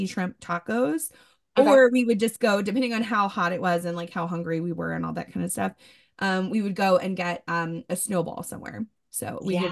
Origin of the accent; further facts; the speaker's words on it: Ocean Springs, Mississippi, United States; Ocean Springs, my hometown